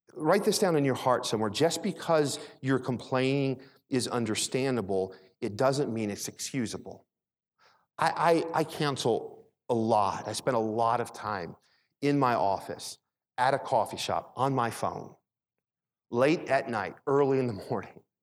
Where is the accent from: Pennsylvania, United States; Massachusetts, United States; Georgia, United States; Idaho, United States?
Pennsylvania, United States; Philadelphia; also born or lived in Michigan; When I was really young, we moved to Philadelphia. We moved from Michigan to Philadelphia.